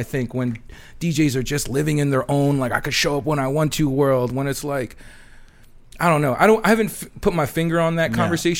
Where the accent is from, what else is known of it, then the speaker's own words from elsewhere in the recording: Philippines; Some people think I look black, but when the girl takes me home, she knows I'm Filipino.